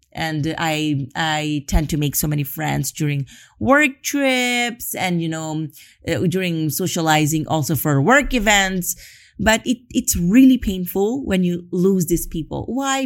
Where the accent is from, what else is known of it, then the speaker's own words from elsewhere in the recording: Philippines; moved away as an adult; now in Spain; I'm from the Philippines